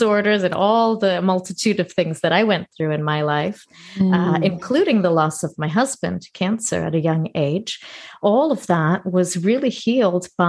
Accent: Toronto, Ontario, Canada; moved away as an adult; also born or lived in northern Greece; now in Greece; I was born and raised in Toronto, Canada. And for the last 6 years, I've been living in Greece, in northern Greece

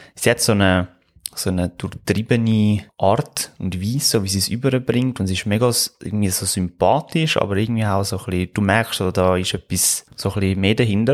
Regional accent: Switzerland; bei uns in der Schweiz

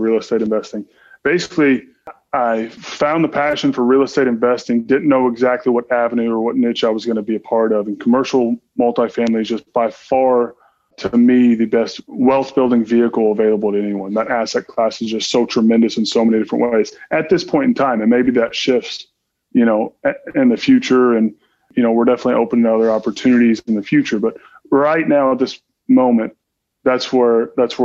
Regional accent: Southern Indiana, United States; moved away; I was born and raised in Southern Indiana

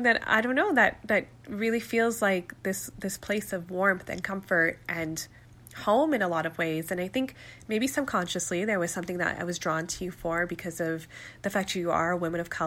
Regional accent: Calgary, Alberta, Canada; I was born and raised in Calgary to Pakistani Muslim parents

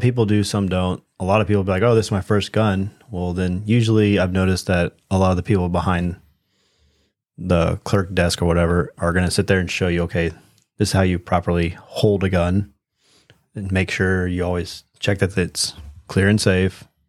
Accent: United States; we've been raised pretty much our whole time as American citizens

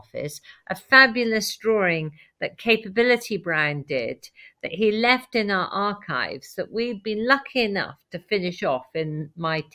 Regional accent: Wales, United Kingdom; now in Belvoir Castle, United Kingdom; I'm a Welsh farmer's daughter by birth

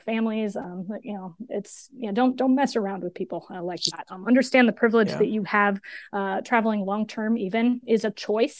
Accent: New York, United States; also born or lived in Pennsylvania; I grew up on the East Coast of the U.S. and moved around a lot to different places, mostly in rural upstate New York and Pennsylvania.

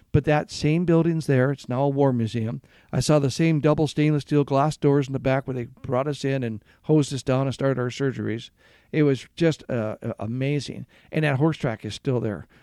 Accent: Garden Grove, California, United States; moved away as an adult; also born or lived in Michigan / San Antonio, Texas; I grew up in Garden Grove

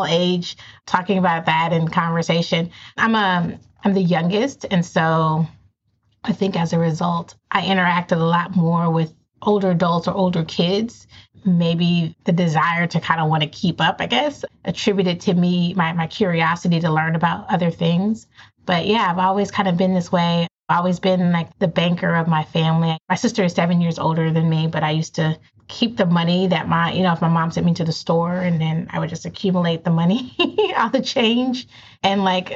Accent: Inglewood, California, United States; Born and raised in Southern California. So grew up in Inglewood

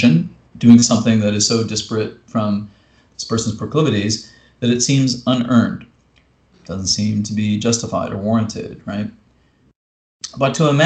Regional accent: Canada; me as a Canadian poet

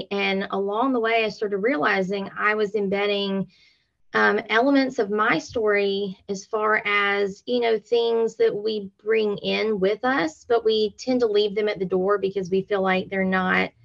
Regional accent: LaGrange, Georgia, United States; I am from LaGrange, Georgia

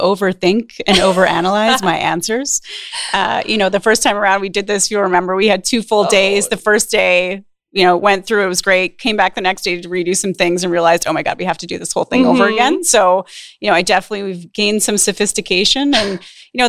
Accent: Saskatchewan, Canada; moved away as an adult; also born or lived in Alberta; I'm born and raised in Saskatchewan, spent most of my adult life in Alberta

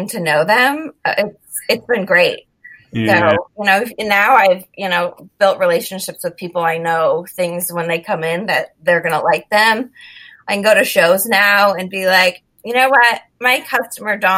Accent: Florida, United States; growing up in Florida in hurricane season

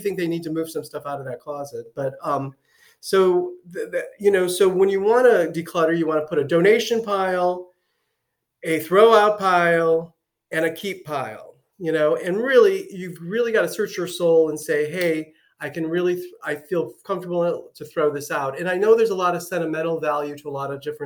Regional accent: Cleveland, Ohio, United States; now in Southwest Florida, United States; I'm from Cleveland

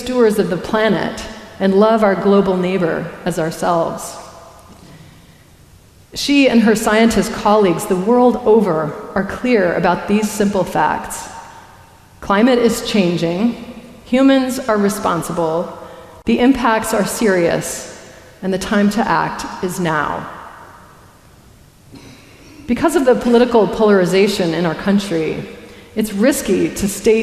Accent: Colorado, United States; I grew up in Colorado, a frontier town on the edge of the Great Plains

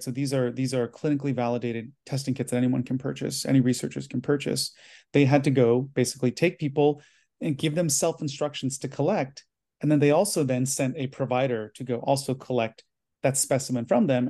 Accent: United States; I'm Chinese American, first generation

